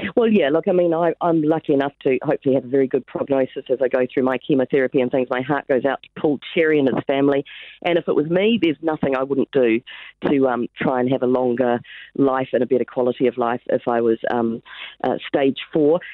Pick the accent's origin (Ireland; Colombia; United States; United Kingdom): United Kingdom; England; now in New Zealand; I'm English born